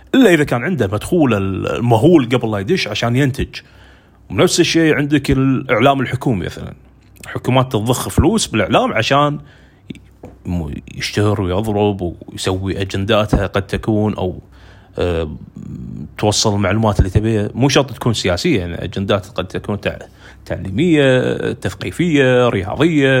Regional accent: Kuwait; أنا مثلاً عندنا بالكويت

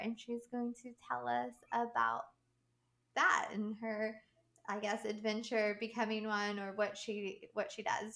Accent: West Virginia, United States; moved away; I'm originally from West Virginia

